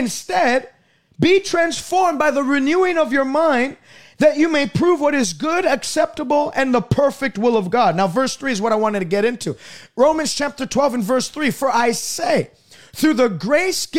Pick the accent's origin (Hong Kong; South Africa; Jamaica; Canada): Canada